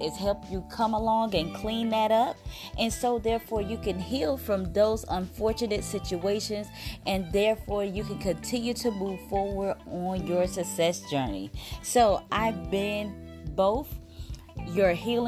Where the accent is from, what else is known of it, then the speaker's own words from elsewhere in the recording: South Mississippi, United States; Growing up in South Mississippi, everything was working in a factory